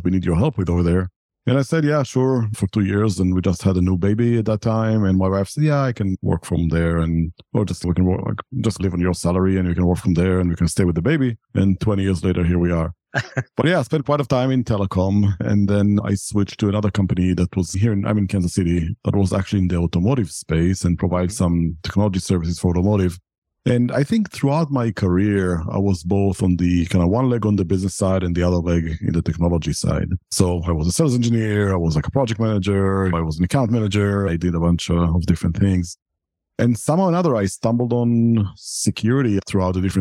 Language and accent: English; Israel; moved away as an adult; I'm originally from Israel and I served in the military in Israel.